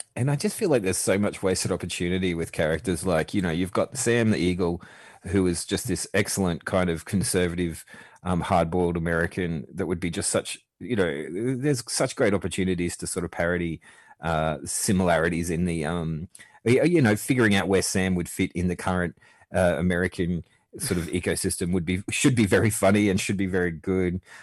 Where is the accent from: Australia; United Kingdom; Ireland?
Australia; I grew up watching seventies Sesame Street in the eighties in Australia